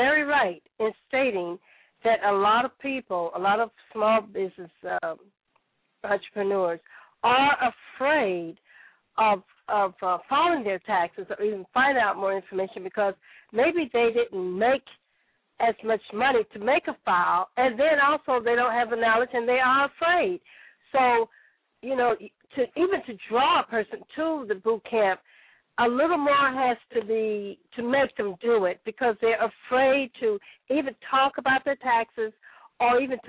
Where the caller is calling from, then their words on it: Chicago, Illinois, United States; I'm calling from Chicago, Southside